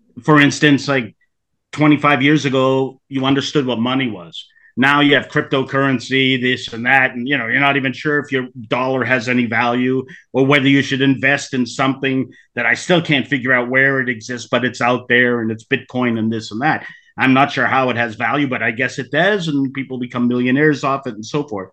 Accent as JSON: {"language": "English", "town": "Boston", "region": "Massachusetts", "country": "United States", "tie": "born or raised there", "moved": "yes", "lives_now": "California, United States", "said": "I was born in Boston. I'm an attorney out here in California"}